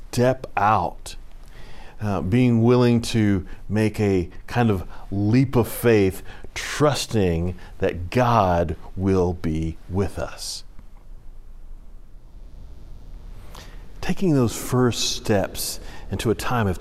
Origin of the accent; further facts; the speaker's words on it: Houston, Texas, United States; now in North Carolina, United States; I grew up in Houston, where you have a couple seasons